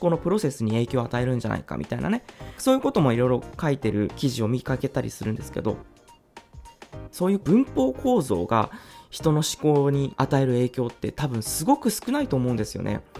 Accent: Japan; 私たちは日本人だから

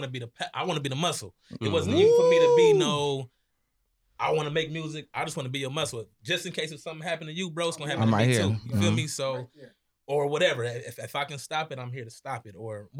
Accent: Bakersfield, California, United States; Growing up in Bakersfield, California, it's grimy out here.

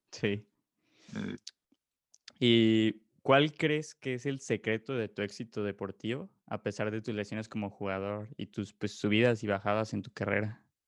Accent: Mexico; como mexicanos, pues sí se siente mucho orgullo

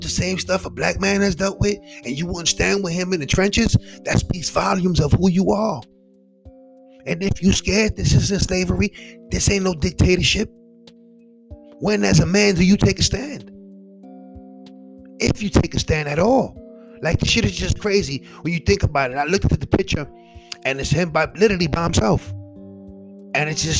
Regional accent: New York, United States; me as a Puerto Rican, me growing up in New York and Brooklyn

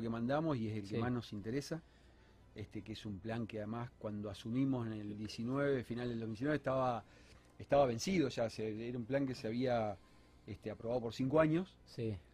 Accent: Entre Ríos, Argentina; now in Rosario, Argentina; no soy rosarino de, nacimiento, sino que soy por adopción, de Entre Ríos. Este, vine en el 91

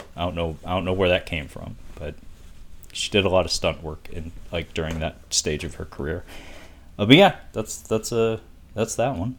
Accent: Seattle, Washington, United States; where I, where I, you know, was born and raised

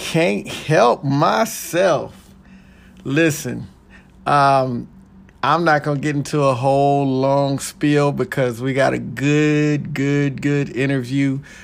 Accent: Texas, United States; born and raised in Texas

